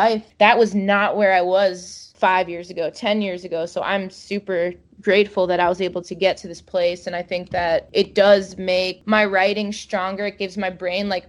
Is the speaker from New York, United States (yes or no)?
yes; Long Island, New York, United States; my growing up on Long Island